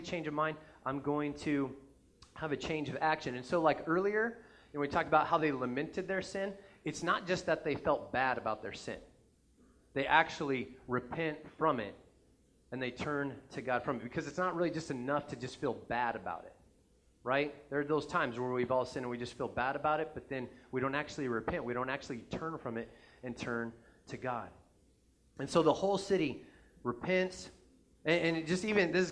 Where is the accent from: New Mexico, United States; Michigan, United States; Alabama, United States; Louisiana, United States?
New Mexico, United States; now in Nebraska, United States; I'm from New Mexico originally, but before I moved to Nebraska